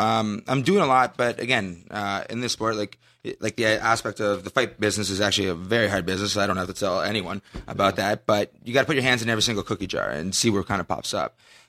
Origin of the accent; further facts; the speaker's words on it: Canada; I'm Canadian. Just to put it out there, I'm Canadian.